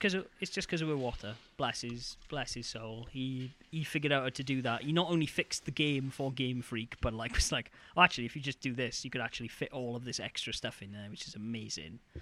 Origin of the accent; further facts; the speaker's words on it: near Neath, Wales, United Kingdom; Neath, which is a, a town near my hometown